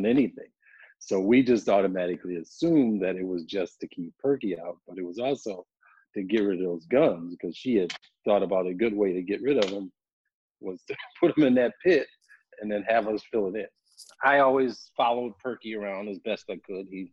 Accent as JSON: {"language": "English", "town": "Evanston", "region": "Illinois", "country": "United States", "tie": "born or raised there", "said": "So we ended up in Evanston. I grew up on Sherman and Crane in the big house on the corner"}